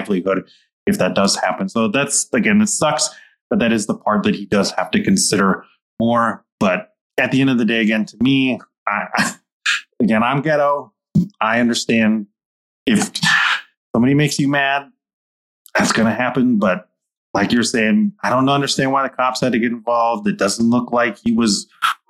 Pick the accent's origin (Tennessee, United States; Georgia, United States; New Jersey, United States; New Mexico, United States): New Mexico, United States; Albuquerque; I'm from Albuquerque.